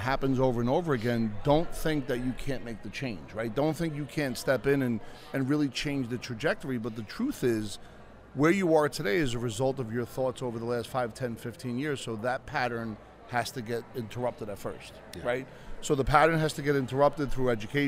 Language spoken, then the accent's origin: English; Bayonne, New Jersey, United States; I grew up in Bayonne, 75,000 people, 3 miles